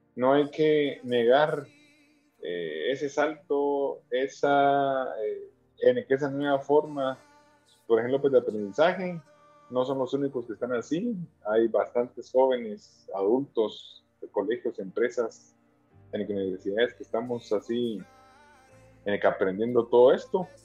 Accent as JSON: {"language": "Spanish", "country": "Guatemala", "said": "nosotros como guatemaltecos"}